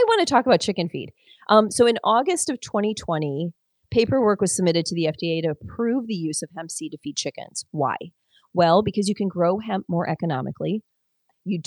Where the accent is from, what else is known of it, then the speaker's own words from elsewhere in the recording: Detroit, Michigan, United States; I grew up in Detroit